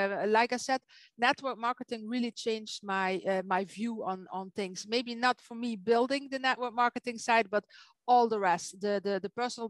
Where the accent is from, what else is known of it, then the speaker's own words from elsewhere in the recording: Netherlands; English is a second language; now in Belgium; I'm not an English-speaking native. I'm from Holland. I live in Belgium.